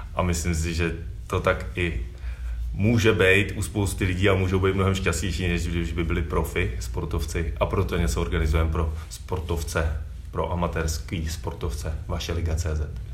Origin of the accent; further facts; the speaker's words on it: Prague, Czechia; já jsem z Modřán